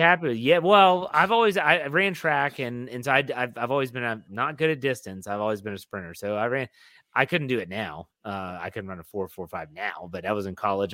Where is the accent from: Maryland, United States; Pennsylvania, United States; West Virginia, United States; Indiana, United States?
West Virginia, United States; I'm from West Virginia, I can talk like